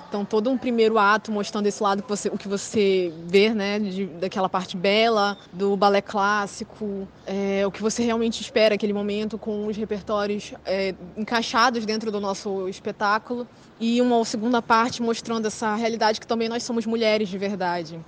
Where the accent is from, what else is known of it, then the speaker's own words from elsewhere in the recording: Pará, Brazil; que a gente é estudante, que a gente é paraense